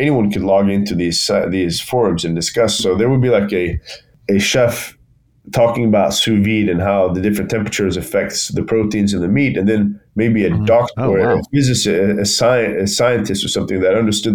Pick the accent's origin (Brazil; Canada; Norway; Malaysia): Norway; Bergen, Vestland; back home in my hometown of Bergen in Norway